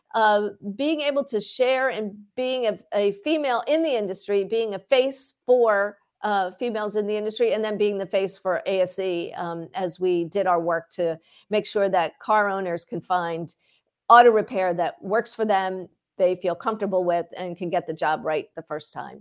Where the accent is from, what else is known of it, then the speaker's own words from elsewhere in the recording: Philadelphia, Pennsylvania, United States; I grew up in the Philadelphia area